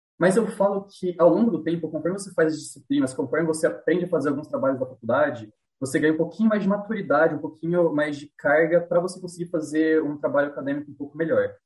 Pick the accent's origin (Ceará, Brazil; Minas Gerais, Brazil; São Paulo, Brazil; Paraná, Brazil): São Paulo, Brazil; near the Minas Gerais border, interior of; eu sou de uma cidadezinha do interior aqui de São Paulo, é, divisa com Minas aqui